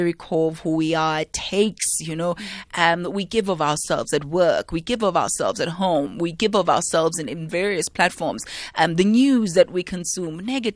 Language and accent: English; Soweto, Gauteng, South Africa; growing up in Soweto